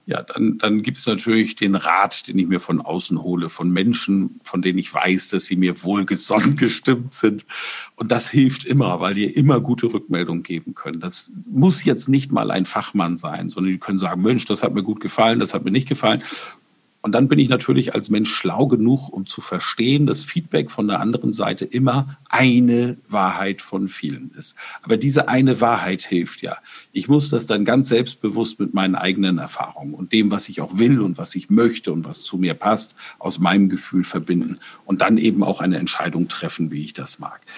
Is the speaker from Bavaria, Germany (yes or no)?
yes; Bamberg, Bavaria, Germany; in meiner Heimatstadt Bamberg